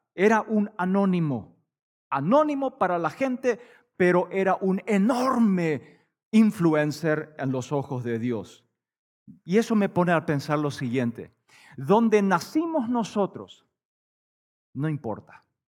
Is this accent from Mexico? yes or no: no; Paraguay; moved away as an adult; also born or lived in Canada / United States / Bolivia; nosotros vivimos en Paraguay, eh, nacimos, crecimos en Paraguay